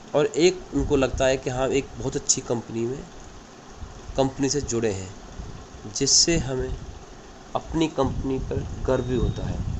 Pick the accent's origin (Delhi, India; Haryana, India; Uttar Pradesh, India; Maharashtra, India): Uttar Pradesh, India; Rasopur village, Bulandshahr district; ग्राम रसोपुर ज़िला बुलंदशहर का निवासी हूँ